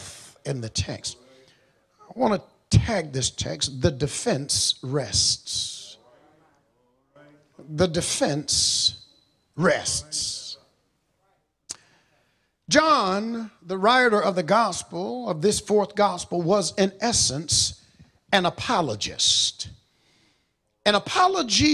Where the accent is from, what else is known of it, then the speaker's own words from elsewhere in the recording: Monroe, Georgia, United States; I was born and raised in Walton County in Monroe, Georgia